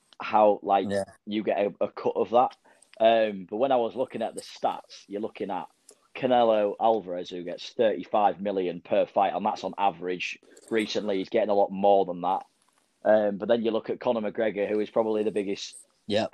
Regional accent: Yorkshire and the Humber, United Kingdom; I am from East Yorkshire

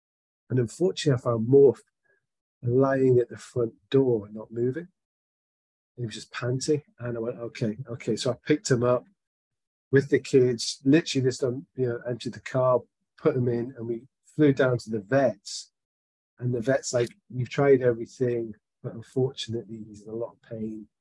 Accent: Scotland, United Kingdom; I am a Scotsman

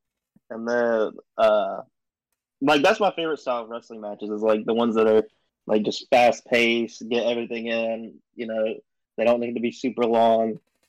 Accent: the South, United States; I am from the South.

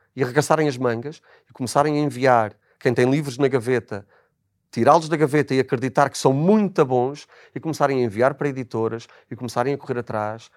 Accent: Azores, Portugal; moved away; que sou dos Açores, sou igualmente imigrante

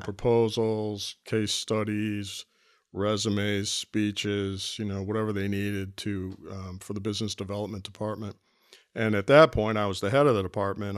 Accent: Cleveland, Ohio, United States; this is my hometown.

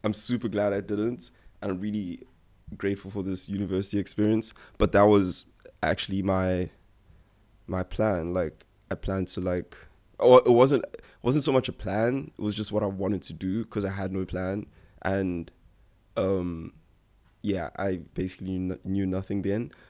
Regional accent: South Africa; my parents literally moved here from Nigeria a year after I was born. Um, I've lived my whole life in South Africa

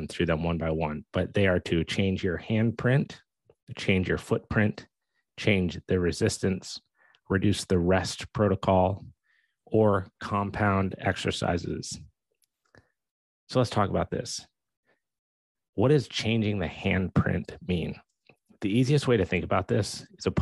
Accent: Steamboat Springs, Colorado, United States; I grew up in Steamboat Springs, Colorado.

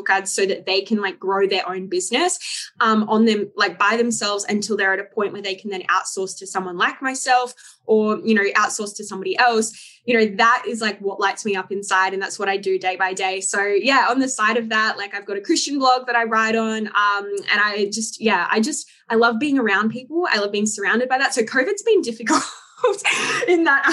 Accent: Sydney, New South Wales, Australia; I'm from Sydney, Australia

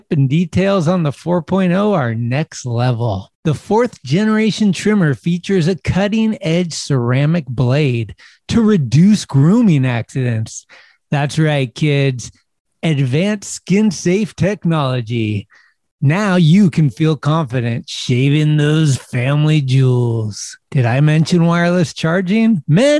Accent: San Carlos, California, United States; my hometown, San Carlos, California

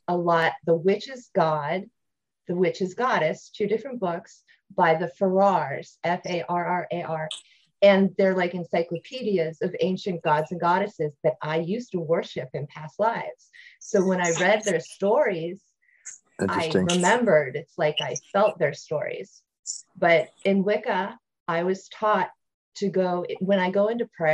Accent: Ohio, United States; moved away; I grew up in Ohio

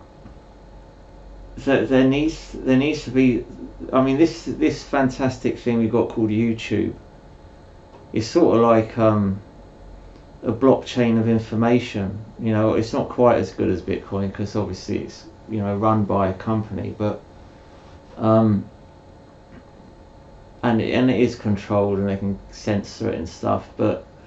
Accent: United Kingdom; I'm British

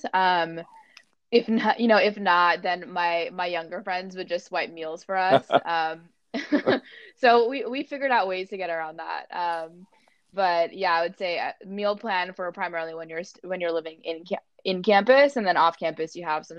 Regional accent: Bay Area, California, United States; growing up in the Bay Area

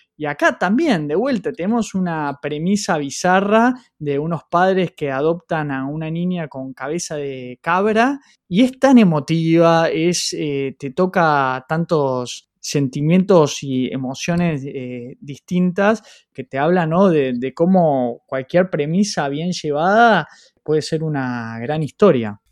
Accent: Argentina; Nosotros como argentinos, con la historia que llevamos a cuestas

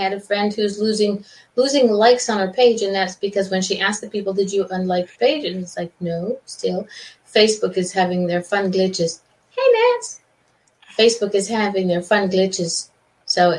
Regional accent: Montreal, Quebec, Canada; moved away

